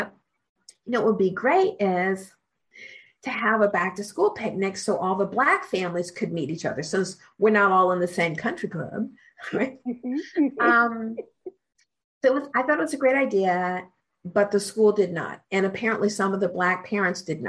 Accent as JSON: {"language": "English", "town": "Columbus", "region": "Ohio", "country": "United States", "said": "I'm from Columbus"}